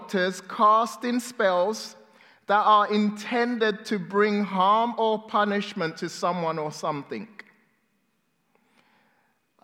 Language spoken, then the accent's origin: English; England, United Kingdom; also born or lived in Ghana; I was born in Ghana, West Africa, and I moved to England when I was 6-7 years old